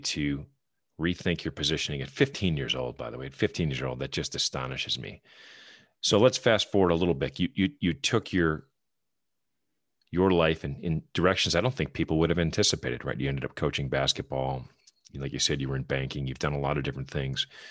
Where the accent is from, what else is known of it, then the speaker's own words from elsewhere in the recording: Wisconsin, United States; moved away as an adult; now in North Carolina, United States; I'm, I'm from Wisconsin. I'm a Badger fan, but I went to U W Platteville and got my graduate degree at U W M